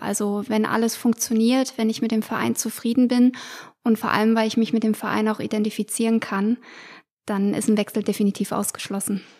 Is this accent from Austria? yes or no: no; Hesse, Germany; bei uns in Hessen